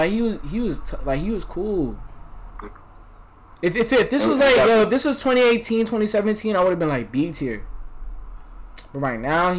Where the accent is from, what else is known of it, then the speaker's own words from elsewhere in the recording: New York, United States; I'm from New York, too